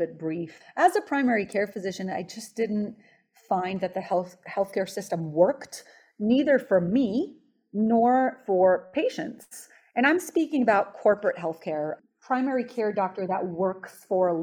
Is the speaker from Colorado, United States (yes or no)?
no; Los Angeles, California, United States; moved away as an adult; also born or lived in Israel / New York area; I was born in Israel and I immigrated here at age 10 to Los Angeles